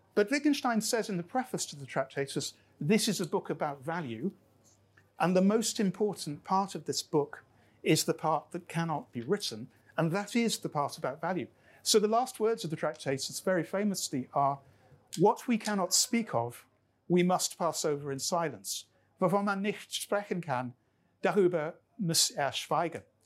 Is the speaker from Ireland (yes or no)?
no; Lancashire, North West England, United Kingdom; now in Scotland, United Kingdom; I grew up in Lancashire, where we were dominated by the Industrial Revolution because Lancashire kind of invented it. Before I was Scottish, I was Lancastrian.